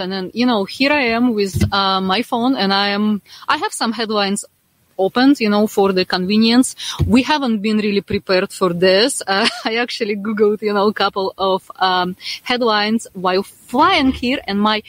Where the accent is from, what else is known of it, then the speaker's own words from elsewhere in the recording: Saint Petersburg, Russia; English is a second language; moved away as an adult; now in United States; I'm a Russian native. I was born and raised in St. Petersburg